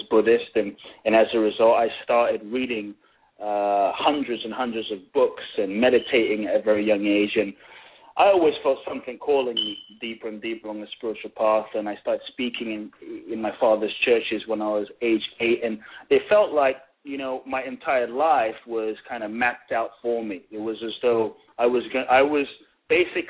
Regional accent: London, United Kingdom; born or raised there; also born or lived in Ghana

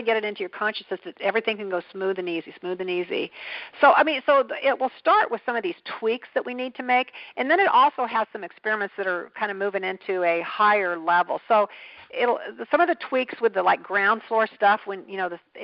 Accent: Kansas, United States; also born or lived in Kentucky; I lived a lot of my life in Kansas

